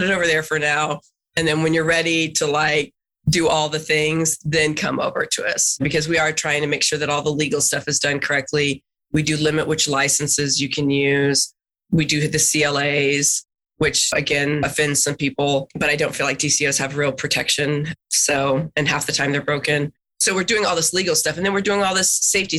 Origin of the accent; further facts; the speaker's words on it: Texas, United States; being a Texan